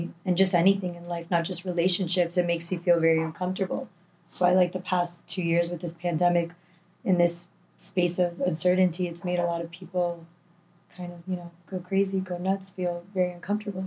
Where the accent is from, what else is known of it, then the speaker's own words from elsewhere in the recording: Miami, Florida, United States; also born or lived in Tallahassee; born and raised in Miami, 25 years old